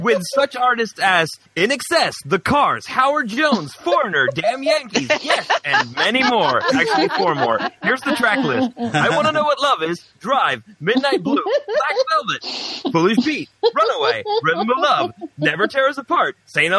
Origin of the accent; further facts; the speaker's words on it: Sweden; accent: Swedish; English is a second language; I'm Swedish, okay? English is my second language.